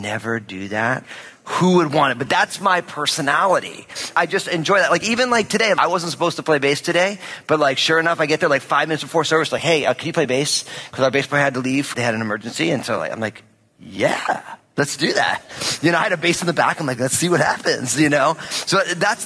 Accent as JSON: {"language": "English", "region": "New Jersey", "country": "United States", "said": "I'm from New Jersey"}